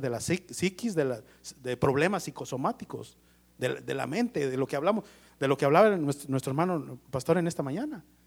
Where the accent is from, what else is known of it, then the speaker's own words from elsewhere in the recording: Mexico; como todo mexicano